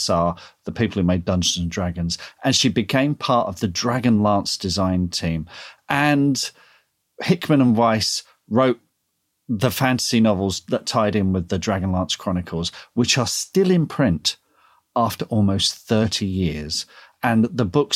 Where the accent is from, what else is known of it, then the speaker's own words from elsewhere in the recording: Leatherhead, South East England, United Kingdom; at Thurfield School in Leatherhead